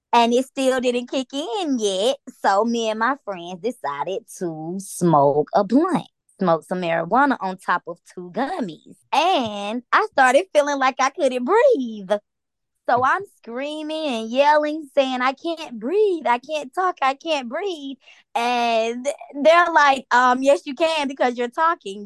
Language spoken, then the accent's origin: English; Atlanta, Georgia, United States; I'm from Atlanta